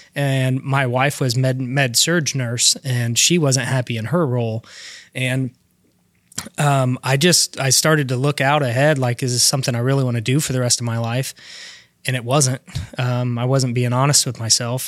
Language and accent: English; Alexandria, Indiana, United States; also born or lived in Elwood, Indiana / Eaton, Indiana; I was born in Alexandria, then lived in Elwood, um, through elementary school. I moved up to a little town called Eaton and went to Delta High